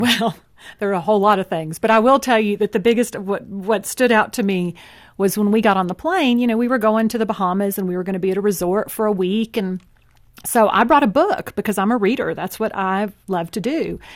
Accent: Texas, United States; I grew up in Texas too. I just had such a different city upbringing

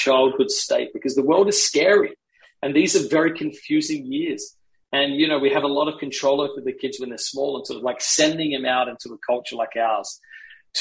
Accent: Australia; moved away; I grew up in Australia. So I took my son to Australia so he could see the values that shaped me

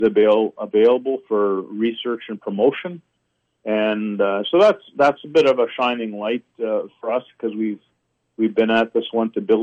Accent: Canada

